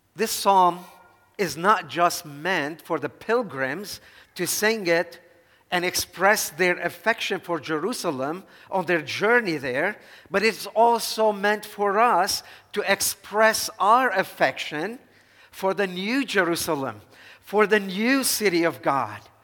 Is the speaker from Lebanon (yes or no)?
yes; Dhour Choueir, Lebanon; moved away as an adult; I was born and raised here in Lebanon, and I make it no secret, my great love and affection for my hometown, Duhur Shwed.